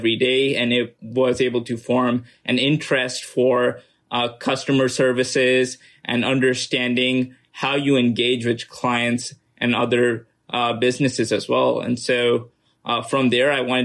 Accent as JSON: {"language": "English", "country": "Pakistan", "tie": "born or raised there", "also_born_or_lived": "United States", "moved": "as an adult", "said": "I was born and raised in Pakistan, spent 18 years of my life there"}